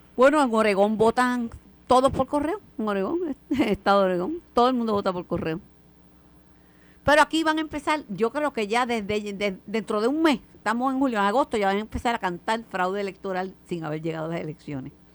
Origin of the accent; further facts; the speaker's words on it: Mayagüez, Puerto Rico; Yo soy de Mayagüez